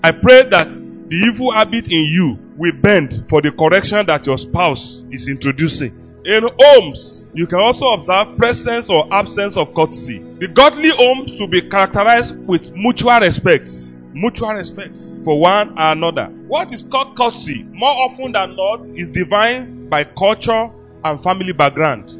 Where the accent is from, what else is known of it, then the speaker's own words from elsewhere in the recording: Yoruba land, Yorubaland, Nigeria; I was raised with grandmother in Yoruba land